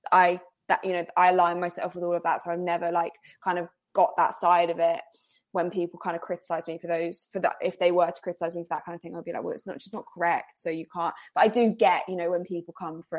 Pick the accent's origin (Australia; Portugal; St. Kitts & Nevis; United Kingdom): United Kingdom; Cambridge, East of England; born there; also born or lived in Liverpool / Germany / Scotland / London; So I was born. I was born in Cambridge. My parents now are based in Essex